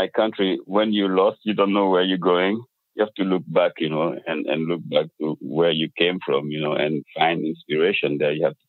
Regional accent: Dakar, Senegal; moved away as an adult; also born or lived in New York City, United States; now in Bay Area, California, United States; I was born and raised in Dakar, Senegal, in West Africa. It's a tiny country on the most western coast of Africa. And I grew up there until my early 20s. I went to university in Dakar.

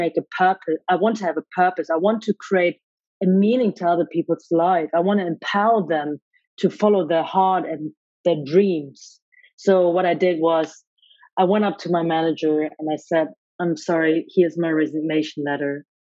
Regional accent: Germany; I was born and raised in Germany by Hong Kong Chinese parents

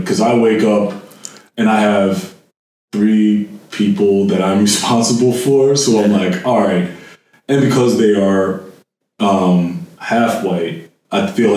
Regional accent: New Jersey, United States; moved away; I'm black, but I'm also from New Jersey

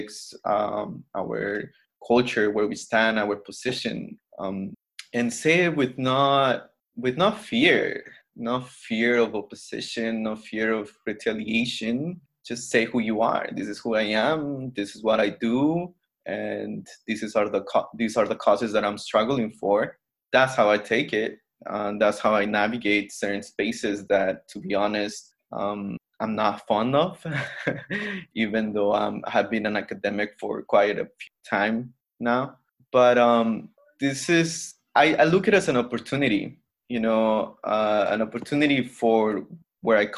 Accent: Mexico; I'm from Mexico, but not really Mexican.

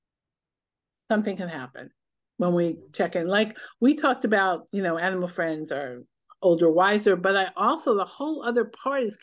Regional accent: New York City, New York, United States; now in Los Angeles, United States; I grew up in New York City, even though I live in La La Land

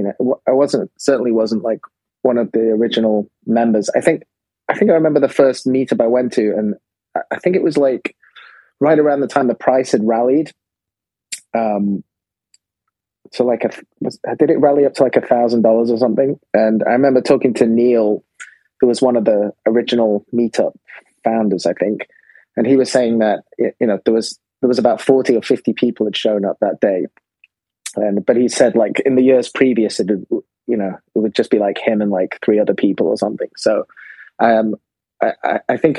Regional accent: England, United Kingdom; now in Japan; I'm from England

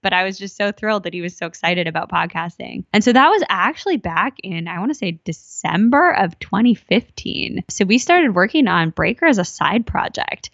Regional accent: Minnesota, United States; moved away; also born or lived in Silicon Valley; I grew up in, uh, Minnesota.

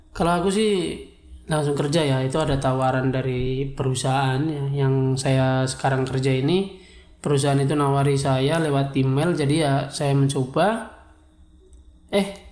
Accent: East Java, Indonesia; accent: medok; moved away as an adult; also born or lived in Bogor

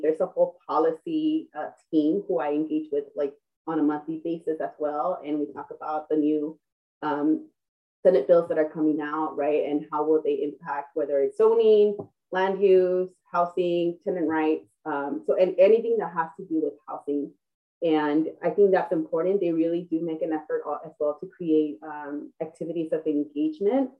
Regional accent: Los Angeles, California, United States; born or raised there

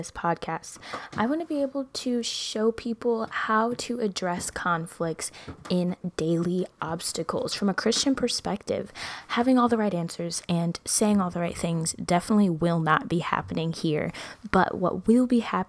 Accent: Midwest, United States; I'm from the Midwest

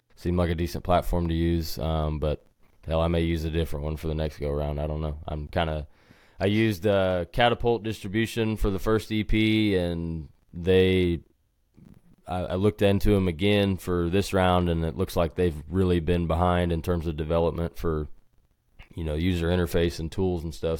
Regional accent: Sand Springs, Oklahoma, United States; also born or lived in Wisconsin; I'm from Sand Springs, Oklahoma originally, which is just west of Tulsa. And, uh, spent my whole life there until I went to college

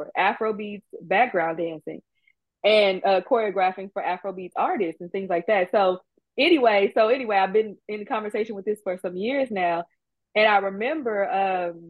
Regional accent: Houston, Texas, United States; I think we have the largest Nigerian population outside of Nigeria.

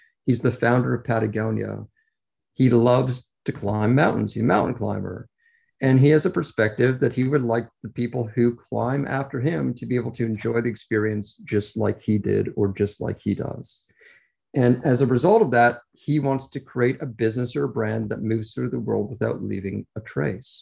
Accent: Toronto, Ontario, Canada; accent: Canadian; If I sound like I have a Canadian accent, it's because I do. I'm originally from Toronto.

